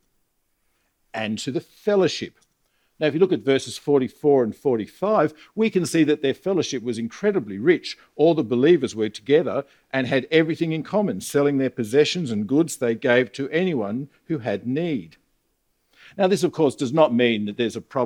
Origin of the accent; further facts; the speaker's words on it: Australia; I'm an Australian